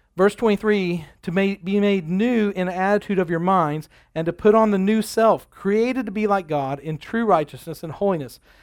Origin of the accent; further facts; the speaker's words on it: United States; I'm an American